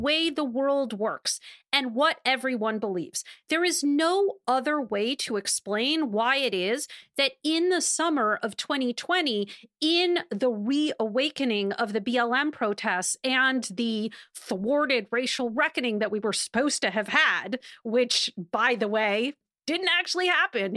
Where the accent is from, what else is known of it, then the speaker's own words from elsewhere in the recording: Wisconsin, United States; Wisconsin, an incredibly important battleground, also coincidentally my home state